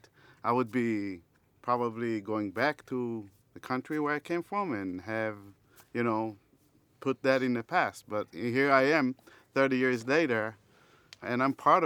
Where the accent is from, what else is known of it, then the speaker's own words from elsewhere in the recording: Israel; moved away as an adult; now in United States; I came from Israel